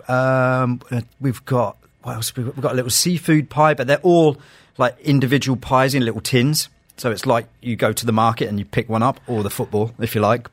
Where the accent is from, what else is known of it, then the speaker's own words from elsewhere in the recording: London, United Kingdom; now in Dubai, United Arab Emirates; with me growing up in London, a lot of my a lot of my years in London